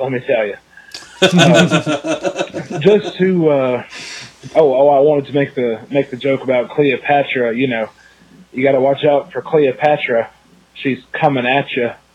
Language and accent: English; United States; as an American, you know, born Church of Christ guy